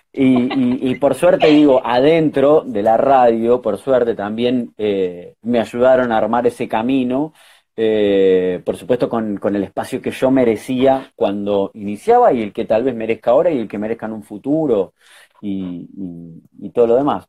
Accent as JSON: {"language": "Spanish", "town": "Lanús", "region": "Buenos Aires Province", "country": "Argentina", "said": "soy de Lanús, así que fui a la, eh, eh, a la media cuatro fui"}